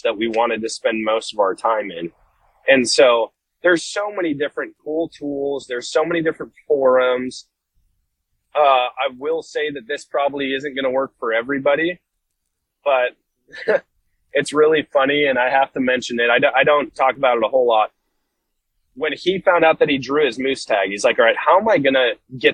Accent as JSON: {"language": "English", "region": "Wisconsin", "country": "United States", "tie": "born or raised there", "said": "coming from the Midwest, yeah, you could, like, growing up in Wisconsin"}